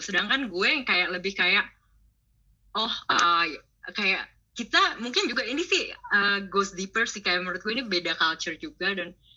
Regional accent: Sanur, Bali, Indonesia; moved away as an adult; now in Netherlands; Kenal Dagu dari SD di Sanur, jadi udah lama banget kenal Dagu sampai SMA

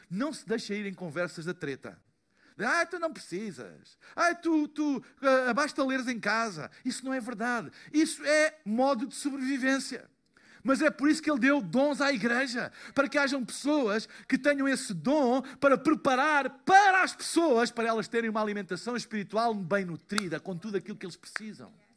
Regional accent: Portugal; eu sou de Portugal

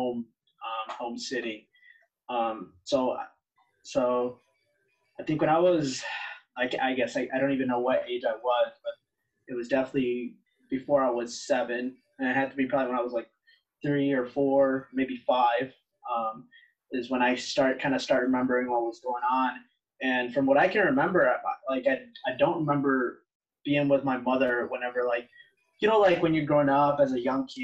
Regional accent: Wilmington, United States; also born or lived in Chimalhuacan, State of Mexico, Mexico; now back here in my hometown, which is Wilmington

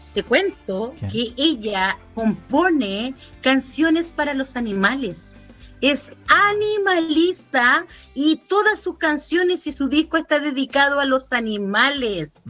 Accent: Chile

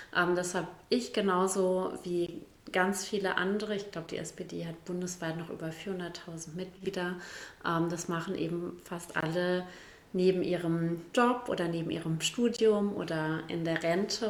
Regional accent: Bielefeld, North Rhine-Westphalia, Germany; also born or lived in Gütersloh / Ummeln; Ich bin trotzdem in Gütersloh zur Schule gegangen, aber mein, Her mein Herz, um die Frage, die ja jetzt nicht mehr kommt, kurz zu beantworten, gehört natürlich Bielefeld

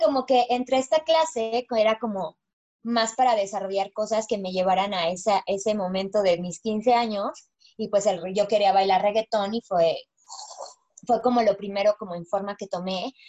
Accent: Mexico; mi sueño como mexicana bailarina

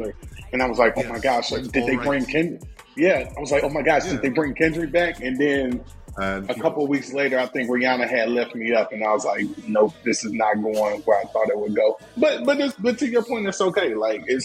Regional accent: the South, United States; I am from the South. I am from the South.

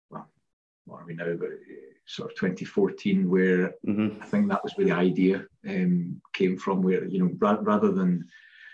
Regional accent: Ayrshire, Scotland, United Kingdom; I'm from Ayrshire, I'm from this area

